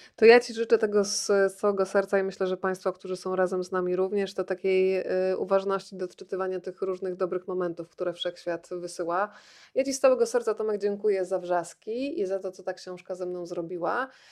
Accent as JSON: {"language": "Polish", "town": "Rzeszów", "region": "Subcarpathian Voivodeship", "country": "Poland", "tie": "born or raised there", "moved": "as an adult", "said": "dorastałam w latach 80. w Rzeszowie"}